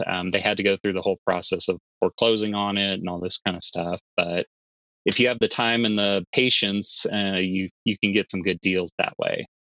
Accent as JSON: {"language": "English", "region": "Texas", "country": "United States", "said": "I'm from Texas"}